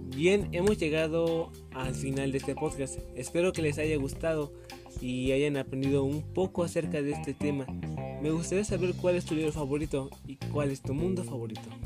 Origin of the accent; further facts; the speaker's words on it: Mexico; como mexicanos